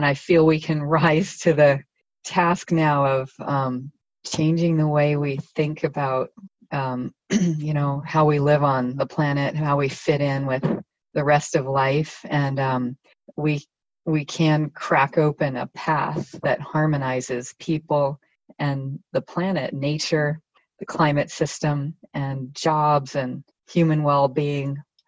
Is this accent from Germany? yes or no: yes; Germany; also born or lived in United States; I grew up partly in West Germany. I'm American by background, but a lot of strands.